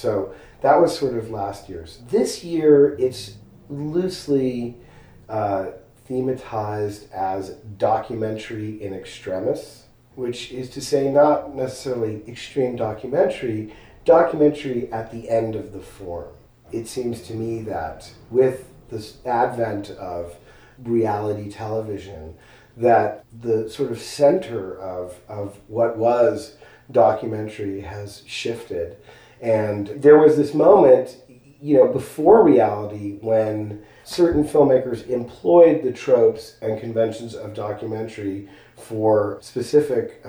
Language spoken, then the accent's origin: English; Los Angeles, California, United States; moved away as an adult; now in Marfa, United States; I am from Los Angeles